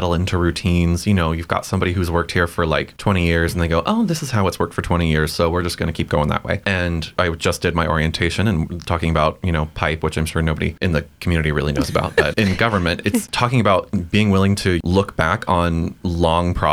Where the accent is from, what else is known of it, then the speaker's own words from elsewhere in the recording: Ohio, United States; moved away as an adult; also born or lived in Alabama; now in Baytown, United States; I'm originally from Ohio